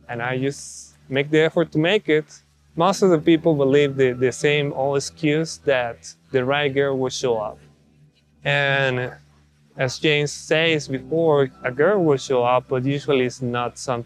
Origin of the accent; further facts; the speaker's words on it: Mexico; moved away as an adult; now in United States; I'm from Mexico, grew up over there, and then moved to the States to do my bachelor's and master's degree